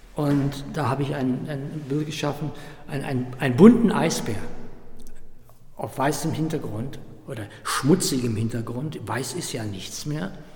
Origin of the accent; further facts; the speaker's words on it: Euskirchen, North Rhine-Westphalia, Germany; Miele in Euskirchen, das ist meine Heimat